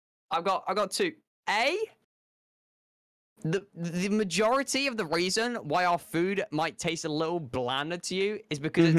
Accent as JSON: {"language": "English", "country": "United Kingdom", "said": "As a British person"}